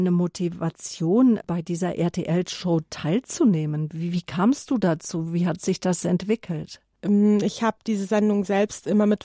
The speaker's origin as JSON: {"language": "German", "area": "near Munich", "region": "Bavaria", "country": "Germany", "tie": "born or raised there"}